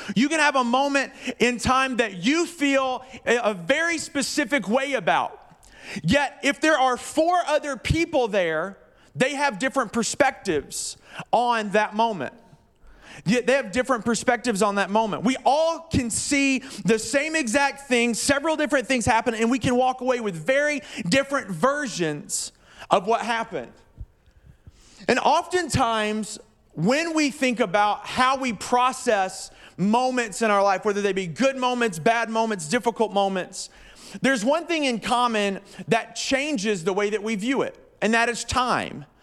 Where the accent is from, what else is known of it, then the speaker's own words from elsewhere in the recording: the South, United States; moved away; I'm from the South